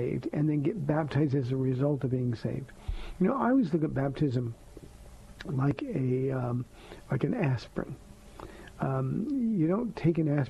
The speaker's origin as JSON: {"language": "English", "region": "Southern California", "country": "United States", "tie": "born or raised there", "said": "I grew up in Southern California"}